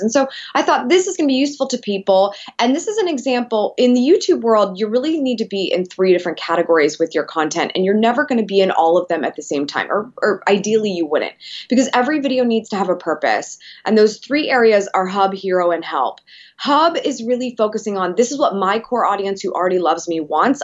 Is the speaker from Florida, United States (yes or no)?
no; Columbus, Ohio, United States; I'm from Columbus